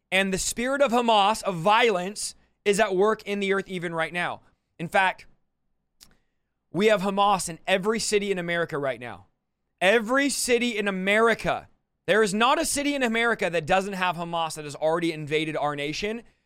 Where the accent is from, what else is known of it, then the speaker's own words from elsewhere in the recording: United States; I'm an American